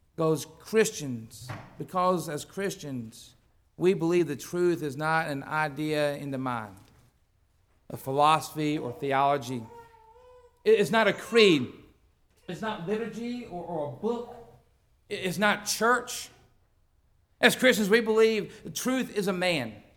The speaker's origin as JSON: {"language": "English", "country": "United States", "tie": "born or raised there", "said": "I was born in the United States where such freedom exists"}